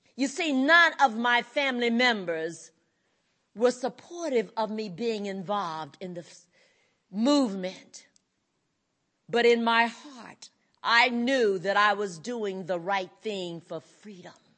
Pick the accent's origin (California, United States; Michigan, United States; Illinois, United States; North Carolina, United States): North Carolina, United States; I grew up in North Carolina on a plantation called the Coolmee Plantation, raised by my parents and paternal grandparents